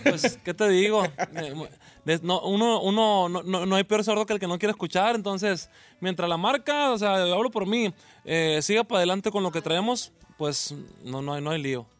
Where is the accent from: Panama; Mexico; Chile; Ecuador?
Mexico; Culiacán, Sinaloa; en Culiacán, que es mi tierra